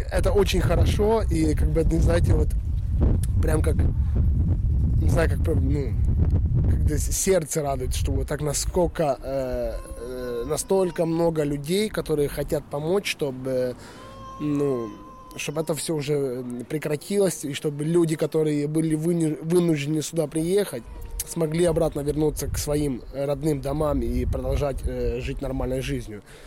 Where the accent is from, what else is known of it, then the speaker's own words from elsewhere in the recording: Western Ukraine, Ukraine; moved away as an adult; now in Sweden; Я сам родом с Украины. Семь лет уже живу в Швеции.